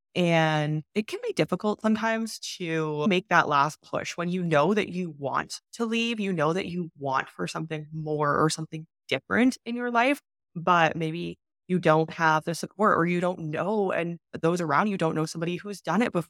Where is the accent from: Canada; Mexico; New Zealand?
Canada; moved away as an adult; also born or lived in China; I've been not living in my home country for six years now